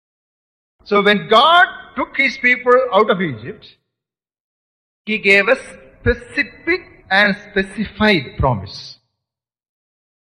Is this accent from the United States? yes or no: no; India; for us Indian believers, we have citizenship in India.